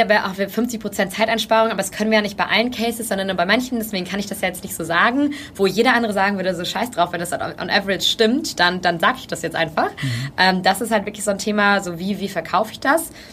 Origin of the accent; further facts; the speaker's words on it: Germany; moved away; als Deutscher